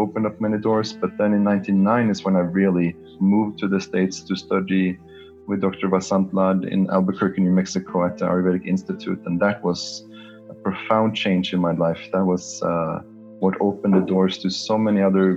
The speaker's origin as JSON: {"language": "English", "country": "Norway", "tie": "born or raised there", "moved": "yes", "said": "I grew up in Norway"}